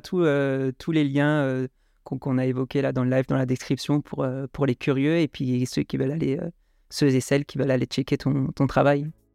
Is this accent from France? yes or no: yes; Strasbourg, Grand Est, France; près de chez moi à Strasbourg